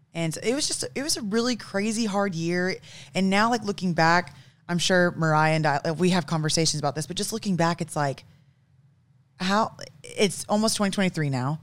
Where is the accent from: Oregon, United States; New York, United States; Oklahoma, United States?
Oklahoma, United States; Broken Arrow; also born or lived in Tulsa, Oklahoma / Kansas; I'm actually from Oklahoma, born and raised in Tulsa. Well, I should say Broken Arrow